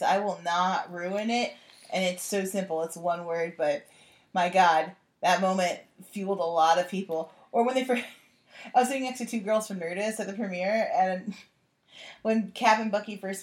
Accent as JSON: {"language": "English", "region": "Midwest", "country": "United States", "said": "I come from the Midwest"}